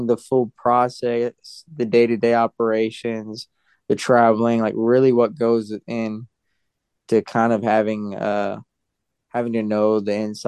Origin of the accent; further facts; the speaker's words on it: Edmond, Oklahoma, United States; moved away as an adult; now in Sioux Falls, United States; I'm from Oklahoma, a suburb of Oklahoma, Edmond, Oklahoma City.